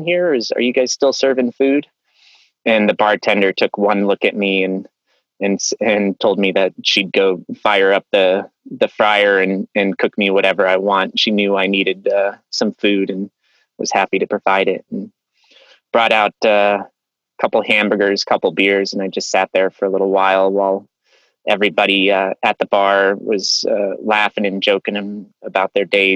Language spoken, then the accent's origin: English; Aspen, Colorado, United States; I grew up in Aspen, Colorado.